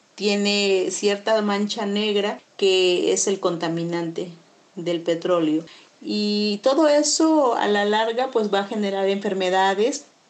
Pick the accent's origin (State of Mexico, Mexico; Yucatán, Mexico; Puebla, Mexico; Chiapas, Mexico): Chiapas, Mexico; Chapultenango; abarca mi pueblo, Chapultenango